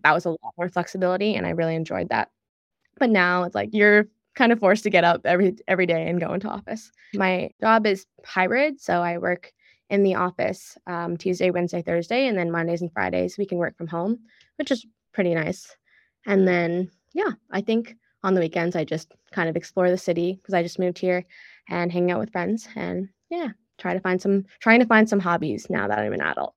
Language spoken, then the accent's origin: English; Ottawa, Ontario, Canada; moved away as an adult; also born or lived in Kingston; now in San Francisco, United States; I'm also from Ottawa, and, like, growing up in a suburb is so much different than, I guess, living in a city